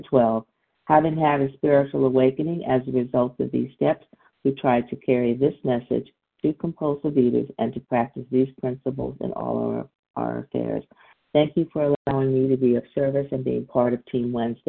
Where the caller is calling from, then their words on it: Deerfield Beach, Florida, United States; I'm calling in from Deerfield Beach, Florida.